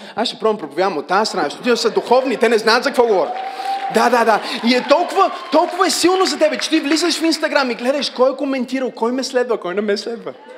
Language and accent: Bulgarian; Bulgaria; аз съм от България